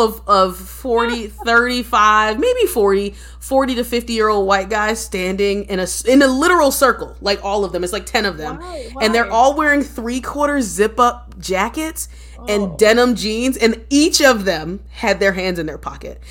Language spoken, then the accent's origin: English; Philadelphia, Pennsylvania, United States; moved away as an adult; also born or lived in New York; now in United States (West Coast); I'm from Philadelphia, born and raised